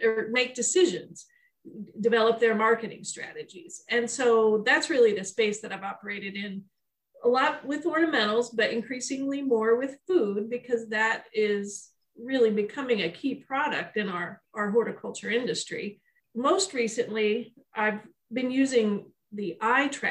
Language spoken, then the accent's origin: English; State College, Pennsylvania, United States; moved away as an adult; also born or lived in Ohio / Michigan; I grew up in State College, Pennsylvania